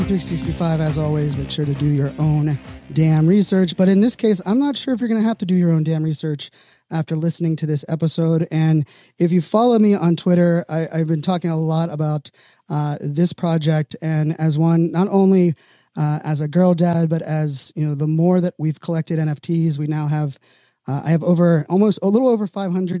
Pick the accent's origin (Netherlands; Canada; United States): United States; Pittsburgh, Pennsylvania; I was born and raised in Pittsburgh.